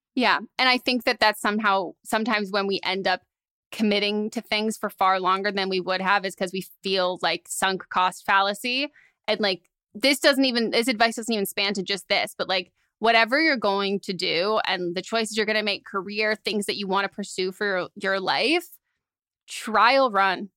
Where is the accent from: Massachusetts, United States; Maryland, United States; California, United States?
California, United States; San Francisco; moved away as an adult; now in Los Angeles, United States; growing up in San Francisco